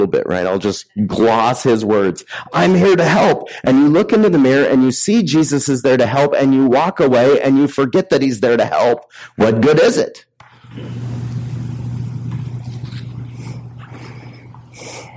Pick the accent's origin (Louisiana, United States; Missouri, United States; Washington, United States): Washington, United States; Richland; now in Colville, United States; I'm from the Tri-Cities